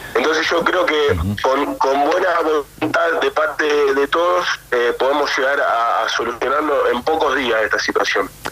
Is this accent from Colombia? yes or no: no; Argentina; now in Europe; nosotros también somos argentinos